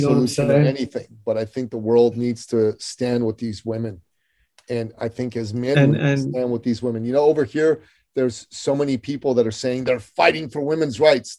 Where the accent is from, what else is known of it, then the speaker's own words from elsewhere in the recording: Iran; moved away; in my home country of Iran